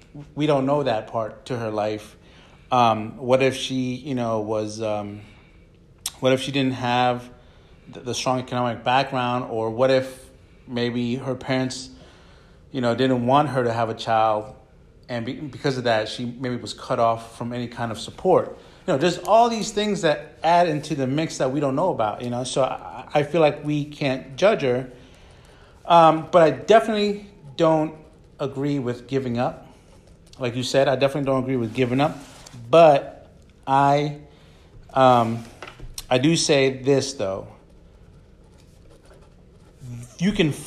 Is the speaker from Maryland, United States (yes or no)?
yes; Montgomery County, Maryland, United States; now in central Pennsylvania, United States; I'm from Montgomery County, Maryland. I grew up there.